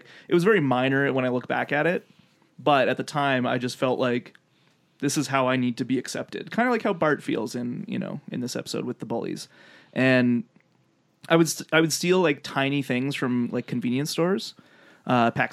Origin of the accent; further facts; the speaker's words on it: Lethbridge, Alberta, Canada; in my hometown, Lethbridge, Alberta